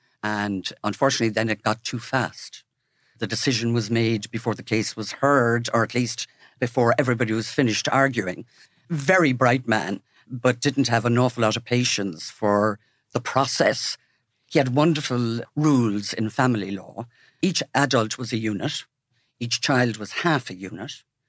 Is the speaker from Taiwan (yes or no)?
no; Wexford, Leinster, Ireland; I grew up in Wexford.